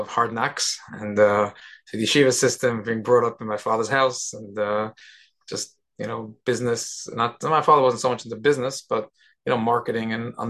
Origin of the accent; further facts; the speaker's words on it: New York City, New York, United States; I was born and bred in Brooklyn, New York.